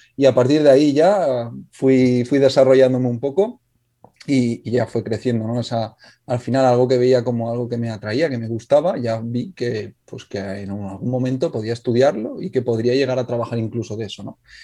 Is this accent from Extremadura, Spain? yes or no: no; Alcoy, Valencian Community, Spain; yo soy de Alcoy, del norte de Alicante